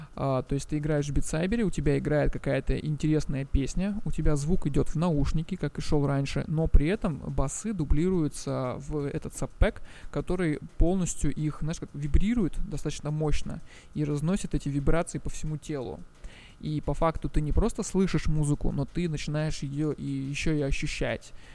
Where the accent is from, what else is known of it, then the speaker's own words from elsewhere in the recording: Russian Far East, Russia; moved away as an adult; also born or lived in Moscow; я вообще сам с Дальнего Востока